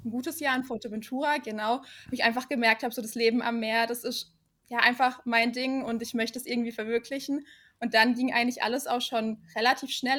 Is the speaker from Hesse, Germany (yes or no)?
no; Black Forest, near Karlsruhe, Baden-Württemberg, Germany; komme aus dem wunderschönen Schwarzwald. Mhm. Und hm. zwar genauer gesagt, ja, aus der Nähe von Karlsruhe